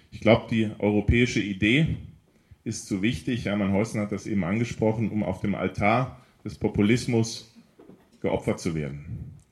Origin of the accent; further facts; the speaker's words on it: Kassel, Hesse, Germany; Jurist, 40 Jahre alt, gebürtig aus Kassel